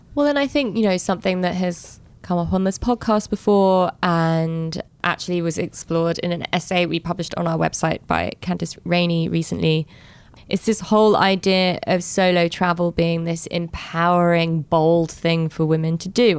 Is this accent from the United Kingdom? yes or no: yes; London, United Kingdom; when I was growing up in London